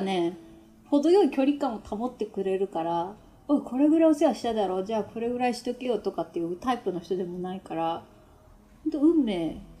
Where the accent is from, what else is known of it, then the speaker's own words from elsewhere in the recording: Yamaguchi, Japan; moved away as an adult; now in Nagano, Japan; 実家私山口県なんですけど